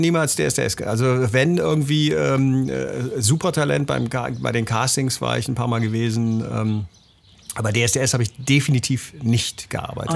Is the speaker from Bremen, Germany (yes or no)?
yes; Bremen, Germany; moved away; also born or lived in Central Germany; Budenbremer, wie man das nennt. Das heißt, ich bin gebürtiger